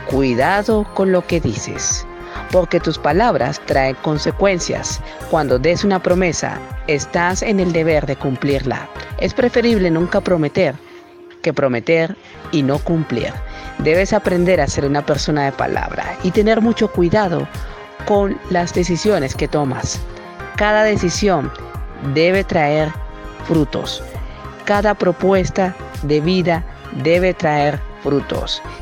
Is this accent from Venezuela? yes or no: yes; Caracas, Capital District, Venezuela; Nací en Caracas, Venezuela, 23 de septiembre de 1991. Actualmente vivo aquí en Venezuela. Soy egresado de la Universidad Central de Venezuela como licenciado en computación.